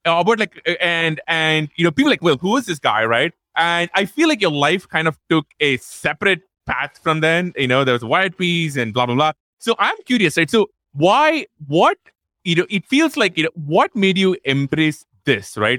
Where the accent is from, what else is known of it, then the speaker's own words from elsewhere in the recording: Chennai, Tamil Nadu, India; moved away; we are both from Chennai